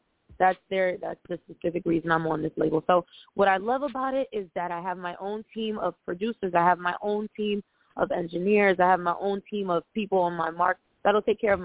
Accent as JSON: {"language": "English", "town": "Akron", "region": "Ohio", "country": "United States", "moved": "as an adult", "lives_now": "Los Angeles, United States", "said": "I am from the Akron, Ohio"}